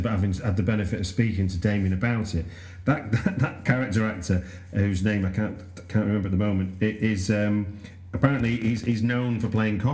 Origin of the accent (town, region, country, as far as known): United Kingdom